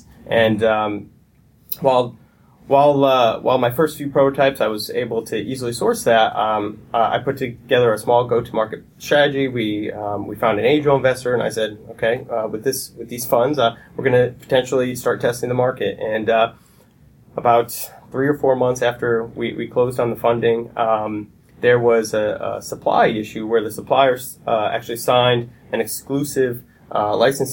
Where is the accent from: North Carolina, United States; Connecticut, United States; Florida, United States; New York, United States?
Connecticut, United States; I grew up in Connecticut. I moved here when I was about four